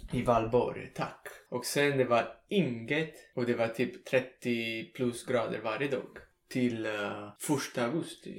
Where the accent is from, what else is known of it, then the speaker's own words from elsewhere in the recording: Salerno, Campania, Italy; Swedish is a second language; moved away as an adult; also born or lived in United States; nära Salerno, min hemstad